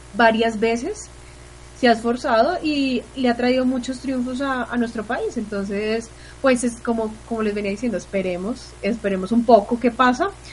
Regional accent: Colombia; como colombiana

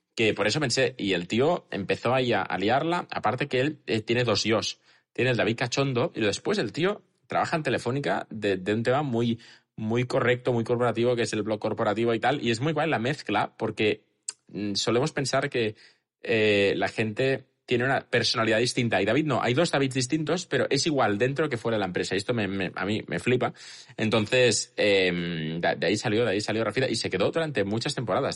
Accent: Catalonia, Spain; también somos catalanes

